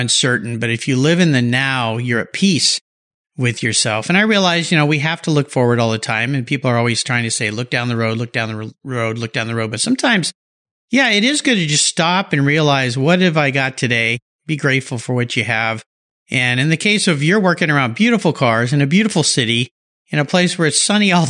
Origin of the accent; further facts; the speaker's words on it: La Jolla, California, United States; calling in from my hometown, La Jolla, California